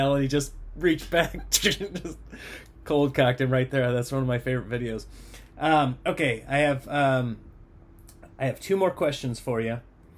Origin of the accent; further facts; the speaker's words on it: Nebraska, United States; I grew up in Nebraska